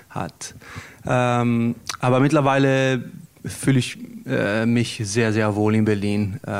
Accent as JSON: {"language": "German", "country": "Italy", "tie": "born or raised there", "said": "Also ich bin am, äh, an der Küste aufgewachsen und äh, manchmal vermisse ich das Meer. Ähm, und äh, die Gewohnheiten, also die in Italien man hat"}